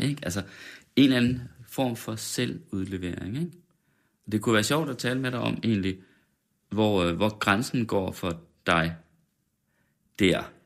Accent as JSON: {"language": "Danish", "area": "West Jutland", "region": "Central Denmark Region", "country": "Denmark", "said": "men jeg er også fra Vestjylland"}